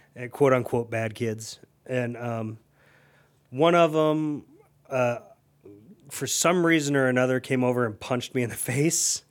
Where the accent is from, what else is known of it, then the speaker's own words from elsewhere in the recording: Akron, Ohio, United States; also born or lived in Tallmadge, Ohio; I grew up in Elliott